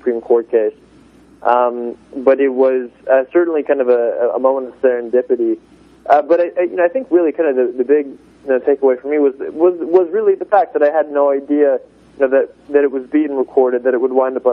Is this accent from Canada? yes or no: no; Iowa, United States; the state of Iowa, my home state